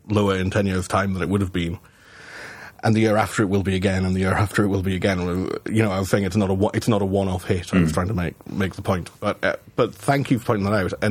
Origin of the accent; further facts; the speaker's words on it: Scotland, United Kingdom; I'm Scot. I'm I'm I'm Scot explaining to you.